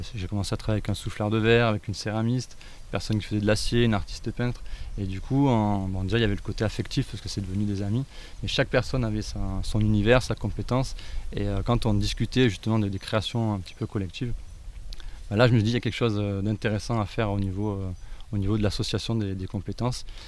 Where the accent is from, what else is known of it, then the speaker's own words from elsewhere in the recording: Ardèche, Auvergne-Rhône-Alpes, France; j'ai grandi en Ardèche